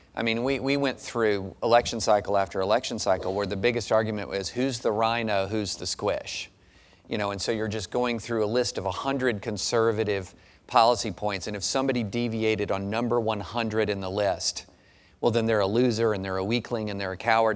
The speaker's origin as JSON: {"language": "English", "region": "Kentucky", "country": "United States", "tie": "born or raised there", "said": "I grew up in Kentucky."}